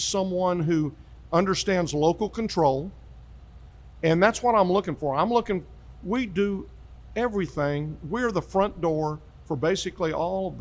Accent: Grand Prairie, Texas, United States; now in Hurst, United States; I grew up in Grand Prairie, part of Dallas County.

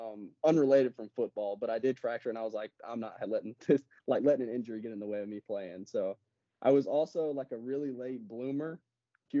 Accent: Georgia, United States; born or raised there

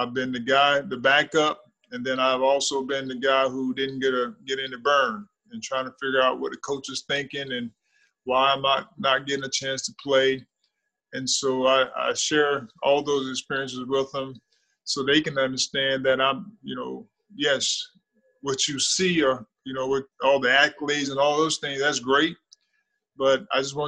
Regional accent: Thomasville, Georgia, United States; moved away; also born or lived in Pensacola, Florida; I'm from Thomasville, Georgia.

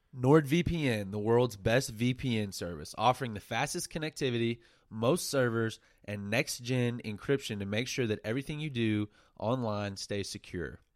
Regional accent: Silver Springs, United States; moved away as an adult; back to my hometown, Silver Springs

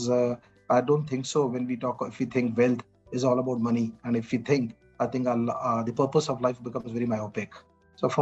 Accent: Chandigarh, India; moved away as an adult; also born or lived in Bombay; now in Mumbai, India; my hometown is Chandigarh.

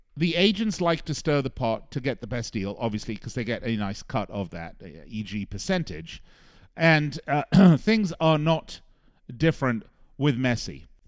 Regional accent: Las Vegas, Nevada, United States; the casinos here in my hometown of Las Vegas

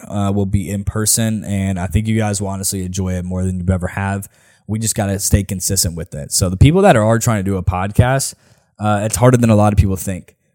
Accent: Nashville, Tennessee, United States; I'm from here." All right? Um, it's the city, it's my city

